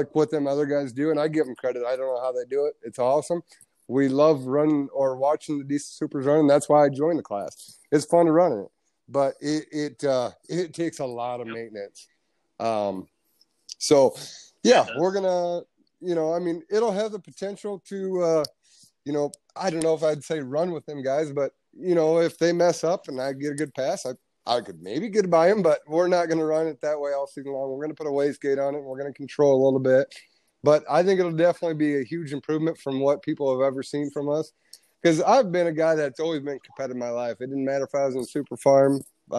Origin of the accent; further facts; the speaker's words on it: United States; as an American